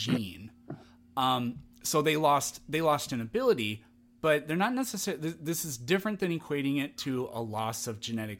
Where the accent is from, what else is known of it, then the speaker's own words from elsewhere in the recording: Midwest, United States; I'm from the Midwest originally, so.